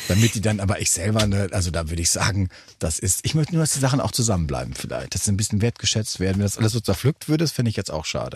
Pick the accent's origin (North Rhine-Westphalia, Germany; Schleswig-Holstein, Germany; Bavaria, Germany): North Rhine-Westphalia, Germany; also born or lived in Recklinghausen; bei uns in Westfalen